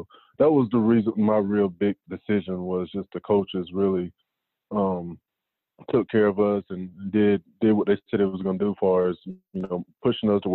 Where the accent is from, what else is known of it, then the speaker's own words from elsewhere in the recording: North Carolina, United States; growing up in North Carolina, I was a huge Tar Heel fan at one point